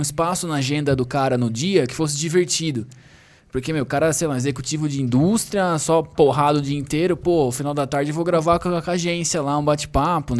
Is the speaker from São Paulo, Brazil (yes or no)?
yes; Sorocaba, São Paulo, Brazil; a gente é da mesma cidade, lá de Sorocaba, a gente grava em São Paulo agora